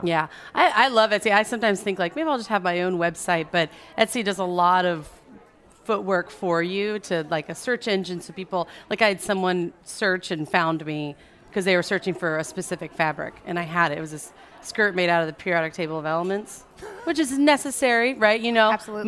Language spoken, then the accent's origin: English; suburbs of Orange County, California, United States; now in New Orleans, United States; I'm from California, from suburbs of Orange County